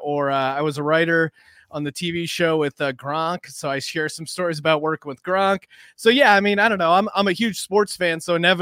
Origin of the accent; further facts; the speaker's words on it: Bethlehem, Pennsylvania, United States; moved away as an adult; now in Los Angeles, United States; I'm originally from Bethlehem, Pennsylvania